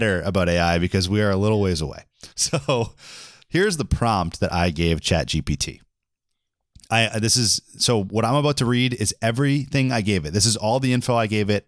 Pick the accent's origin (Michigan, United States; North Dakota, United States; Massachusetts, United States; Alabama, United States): Massachusetts, United States; Boston; I was from Boston